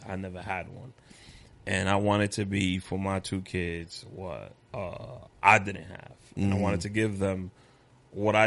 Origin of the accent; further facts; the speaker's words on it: New York City, New York, United States; I'm from Wash Heights, but Queens